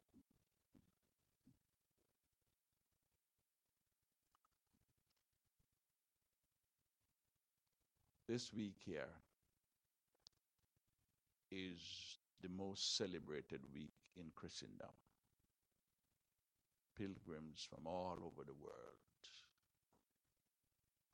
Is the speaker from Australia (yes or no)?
no; Jamaica; I'm a Jamaican